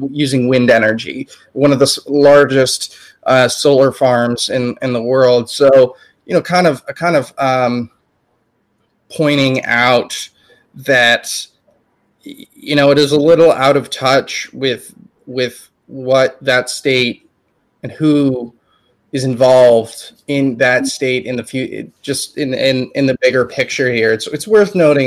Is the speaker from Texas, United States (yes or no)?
yes; Texas, United States; moved away; I'm originally from Texas myself.